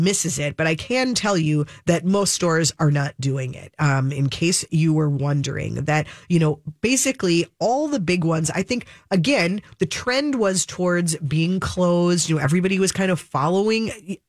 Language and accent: English; Minnesota, United States; I guess I'm a Minnesotan